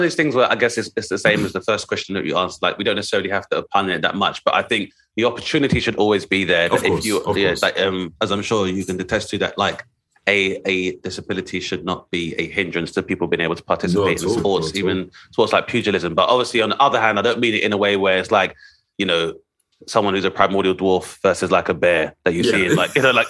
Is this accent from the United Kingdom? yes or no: yes; United Kingdom; being a British national as a black dude, being able to play basketball and having those opportunities